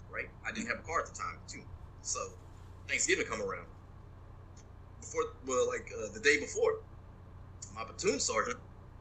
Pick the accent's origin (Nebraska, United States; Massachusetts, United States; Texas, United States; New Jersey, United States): Texas, United States; West; moved away as an adult; I'm from West Texas